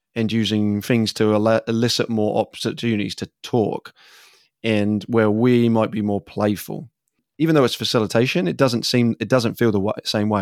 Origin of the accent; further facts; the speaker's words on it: England, United Kingdom; moved away as an adult; now in United States; as an English person growing up